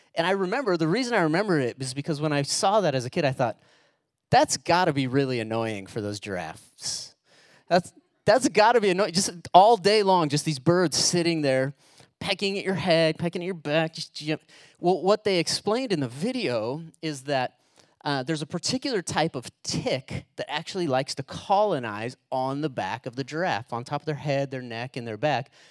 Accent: United States; we're Americans

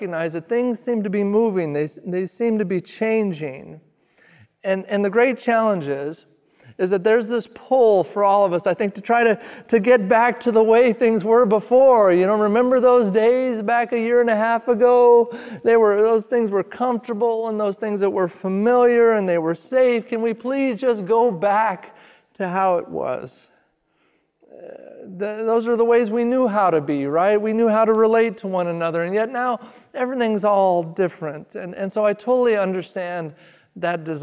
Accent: Redmond, Oregon, United States; also born or lived in Springfield, Oregon; now in Eugene, United States; we were sent out to plant our first church in my hometown of Redmond, Oregon

